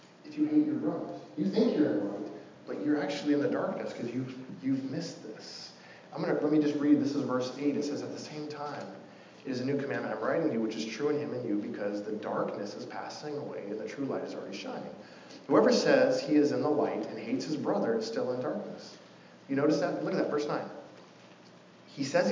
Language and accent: English; Coos Bay, Oregon, United States; I'm from a town called Coos Bay, Oregon.